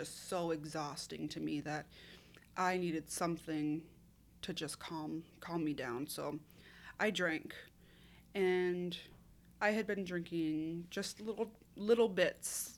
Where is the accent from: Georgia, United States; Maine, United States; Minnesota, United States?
Minnesota, United States; I'm from Minnesota, born and raised.